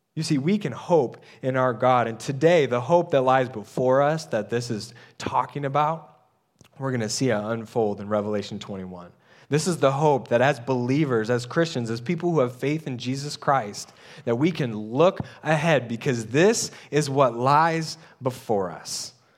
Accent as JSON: {"language": "English", "country": "United States", "said": "we're American-minded."}